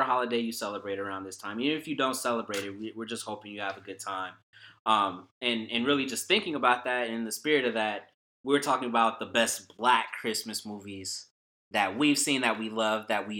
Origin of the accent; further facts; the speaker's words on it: the Bay Area, California, United States; I grew up in the Bay Area